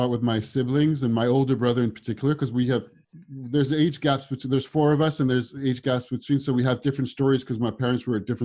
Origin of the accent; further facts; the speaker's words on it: Paris, Île-de-France, France; also born or lived in London / Singapore / Chicago; I grew up in France around Paris, and then I lived in London for a long time.